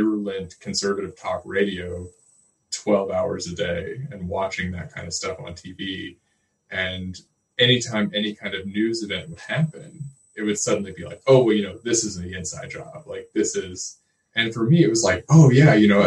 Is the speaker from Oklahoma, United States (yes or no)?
yes; Oklahoma City, Oklahoma, United States; I'm from Oklahoma City